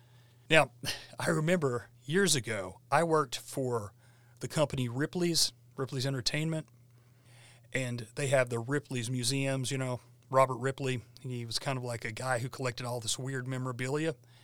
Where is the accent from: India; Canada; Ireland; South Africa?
India; I grew up in India, where many people lived by the local flavor of astrology.